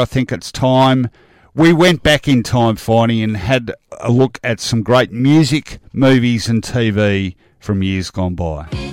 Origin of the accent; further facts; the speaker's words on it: Australia; being Australian